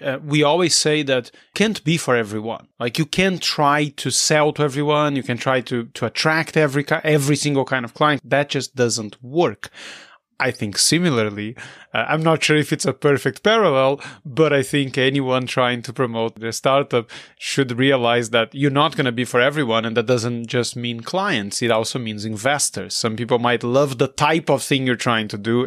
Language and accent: English; Brazil; moved away; I'm not from Barcelona. I'm from Brazil